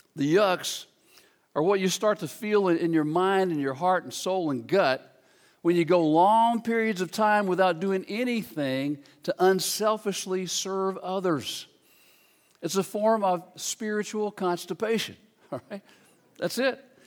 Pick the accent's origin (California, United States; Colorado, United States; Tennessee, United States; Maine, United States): Tennessee, United States; Memphis; I grew up in Memphis, Tennessee